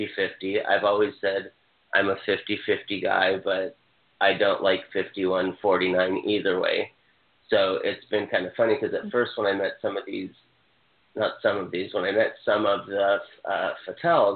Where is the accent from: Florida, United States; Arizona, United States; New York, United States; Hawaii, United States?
Hawaii, United States; I'm from Hawaii.